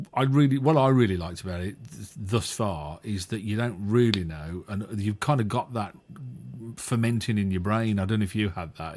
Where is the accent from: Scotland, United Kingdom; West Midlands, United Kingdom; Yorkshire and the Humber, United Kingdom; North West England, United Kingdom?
West Midlands, United Kingdom; Walsall; he's a Warsaw lad, same as me.